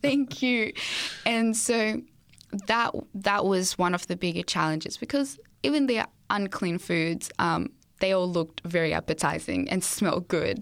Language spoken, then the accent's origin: English; Australia; also born or lived in Zimbabwe; I was born in Zimbabwe, and so I'm from there, and moved to Australia when I was seven years old.